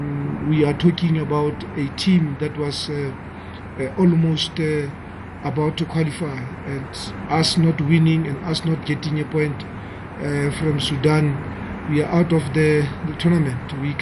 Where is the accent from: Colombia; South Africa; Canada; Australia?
South Africa; as a South African